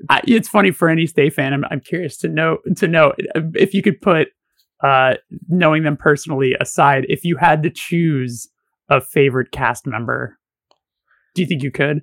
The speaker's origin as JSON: {"language": "English", "town": "Burbank", "region": "California", "country": "United States", "tie": "born or raised there", "said": "I grew up around the block from Burroughs"}